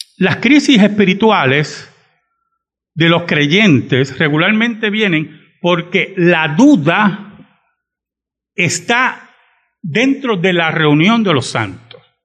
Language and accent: Spanish; Bayamón, Puerto Rico; also born or lived in San Juan, Puerto Rico; mi gran parte de mi vida me crié en Bayamón, no lo voy a negar. Pero nunca se olviden que yo soy de San Juan